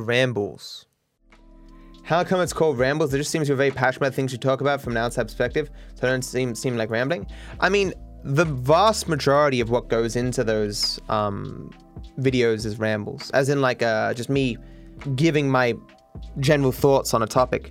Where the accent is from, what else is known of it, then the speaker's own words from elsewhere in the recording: Australia; being an Australian